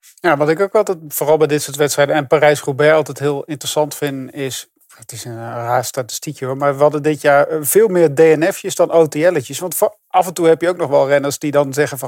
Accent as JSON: {"language": "Dutch", "country": "Netherlands", "said": "daar zijn we natuurlijk als Nederlander heel trots op"}